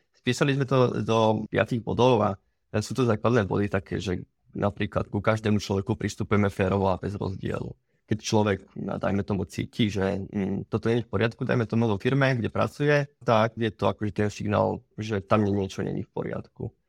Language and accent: Slovak; Slovakia; u nás doma na Slovensku